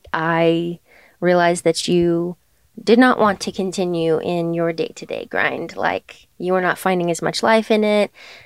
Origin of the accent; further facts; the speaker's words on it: Germany; also born or lived in Portugal; now in United States; But for me, I loved growing up in Germany and I loved living on an island, you know, off the coast of Portugal. And then I came here.